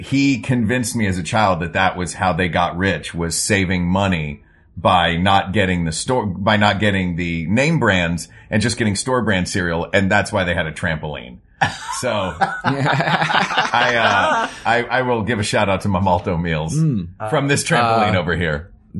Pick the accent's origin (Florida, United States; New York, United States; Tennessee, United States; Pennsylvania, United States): Tennessee, United States; I grew up in Tennessee.